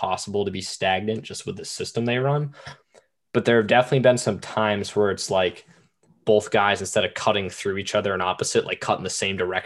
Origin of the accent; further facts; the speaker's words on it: Boston, Massachusetts, United States; moved away as an adult; now in Richmond, United States; I was a high school student. I'm from Boston